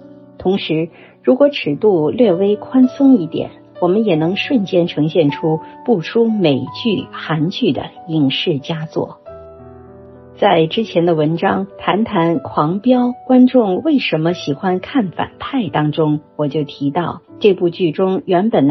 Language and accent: Chinese; Zhejiang, China; moved away as an adult; now in Beijing, China; 我本人出生在浙江省西部山区的一个小镇，从小接触不到标准的普通话。许多上了年纪的老师也是用方言授课